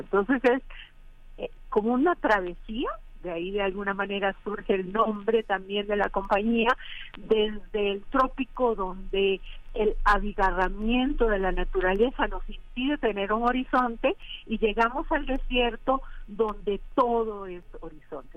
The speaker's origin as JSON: {"language": "Spanish", "country": "Costa Rica", "tie": "born or raised there", "moved": "yes", "said": "haber nacido en zonas tropicales. Yo soy costarricense"}